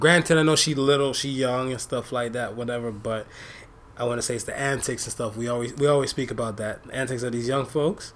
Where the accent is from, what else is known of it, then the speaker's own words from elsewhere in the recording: United States; also born or lived in Jamaica (ancestry); now in Canada; me being that American raised dude